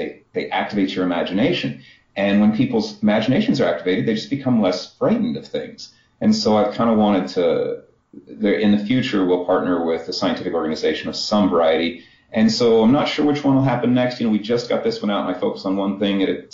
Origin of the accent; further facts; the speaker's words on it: Kansas, United States; I got an art degree from Kansas